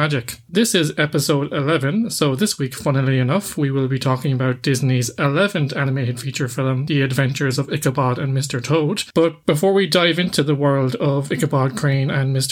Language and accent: English; Cork, Munster, Ireland; we hail from Cork.